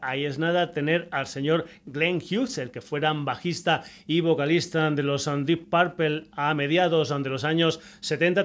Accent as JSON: {"language": "Spanish", "town": "Badajoz", "region": "Extremadura", "country": "Spain", "said": "en mi tierra, concretamente en Badajoz"}